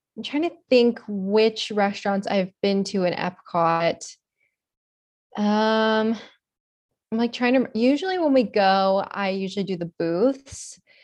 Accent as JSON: {"language": "English", "region": "Florida", "country": "United States", "tie": "born or raised there", "also_born_or_lived": "Miami, Florida / West Palm Beach, Florida / Stuart, Florida / Atlanta, Georgia", "said": "I'm a Florida native. I've been born and raised in Florida my whole life"}